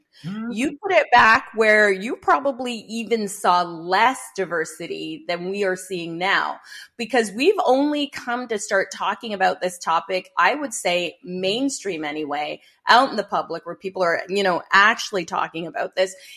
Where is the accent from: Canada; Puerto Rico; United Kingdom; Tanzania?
Canada; I'm Canadian. I'm living in Canada